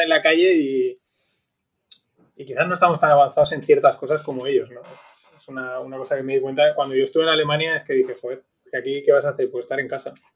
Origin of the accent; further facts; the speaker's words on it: Valencian Community, Spain; donde somos, de Valencia